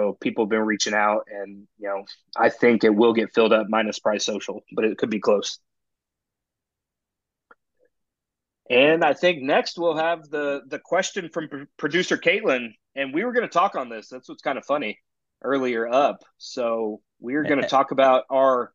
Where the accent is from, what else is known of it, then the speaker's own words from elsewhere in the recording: Denton, Texas, United States; I'm from Denton